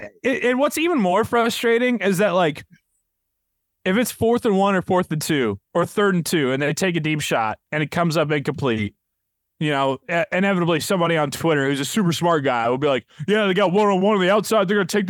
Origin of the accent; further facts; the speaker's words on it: California, United States; I grew up near Oakland and my dad was one of the founding members of the Black Hole in 96.